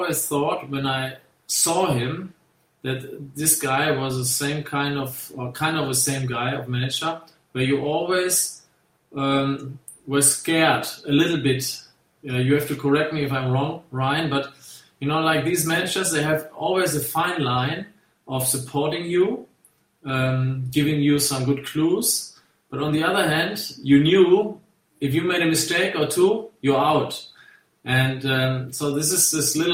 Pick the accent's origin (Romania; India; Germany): Germany; moved away as an adult; also born or lived in England; as a German